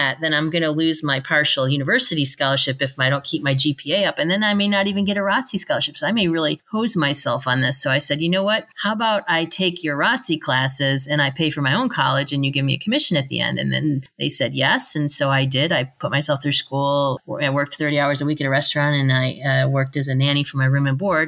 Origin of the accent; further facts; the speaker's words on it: Buffalo, New York, United States; I grew up in Buffalo, which isn't like known to be a big military town.